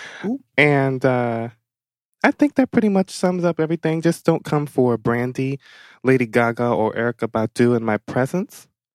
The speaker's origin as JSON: {"language": "English", "region": "Ohio", "country": "United States", "said": "I am from the Midwest, Ohio."}